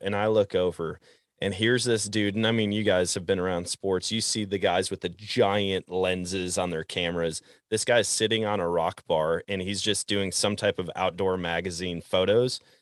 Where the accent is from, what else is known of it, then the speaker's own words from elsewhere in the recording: Wisconsin, United States; growing up in Wisconsin